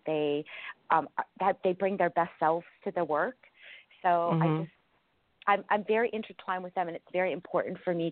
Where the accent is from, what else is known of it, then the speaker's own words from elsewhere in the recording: California, United States; my hometown in California